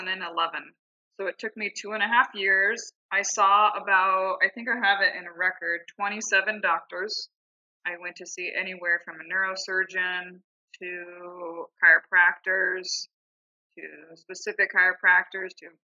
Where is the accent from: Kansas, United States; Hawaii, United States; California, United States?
California, United States; Southern; moved away as an adult; now in Scottsdale, Arizona, United States; I grew up in Southern California and then I moved here in 2008